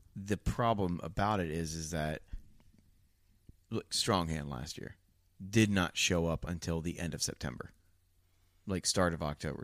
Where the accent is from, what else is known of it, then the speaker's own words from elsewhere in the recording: Ohio, United States; moved away; I'm from Ohio